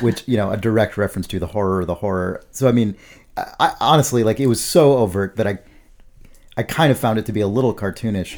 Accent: United States; we as Americans

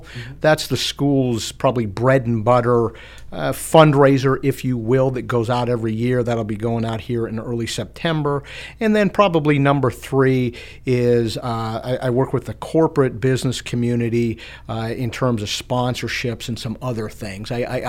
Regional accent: DuBois, Pennsylvania, United States; moved away; DuBois is actually my hometown. I haven't lived here in quite a few years, but recently moved back, so I'm excited to be back.

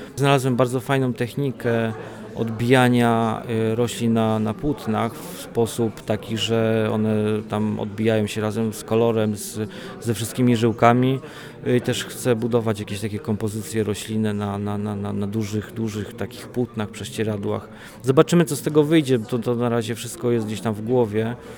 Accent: Wolbrom, Lesser Poland, Poland; also born or lived in Olkusz; now in Wrocław, Poland; pochodzę z Wolbromia, urodziłem się w Wolkuszu, a mieszkam we Wrocławiu

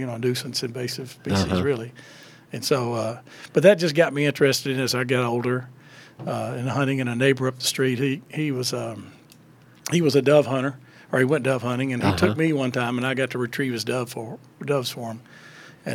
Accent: Nashville, Tennessee, United States; moved away as an adult; also born or lived in Jackson, Tennessee; I grew up in West Nashville

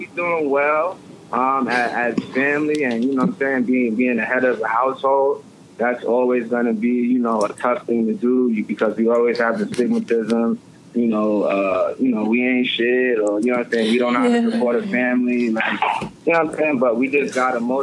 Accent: New York City, New York, United States; I'm from Brooklyn. I'm from Clinton Hills. I live in Bed-Stuy

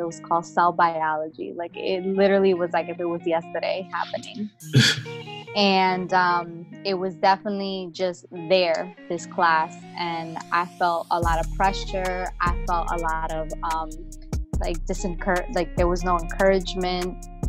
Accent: New Jersey, United States; Yes, I am from Bergen County, New Jersey.

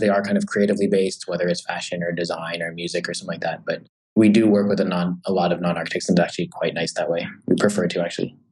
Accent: San Diego, California, United States; moved away as an adult; now in New York, United States; I'm from San Diego. So I, I did the whole like first half of my life in California

